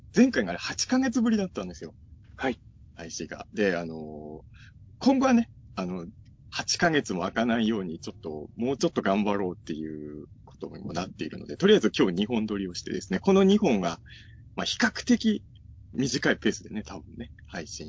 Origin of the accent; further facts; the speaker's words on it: Ibaraki, Japan; now in Tokyo, Japan; 僕の地元、まあ、茨城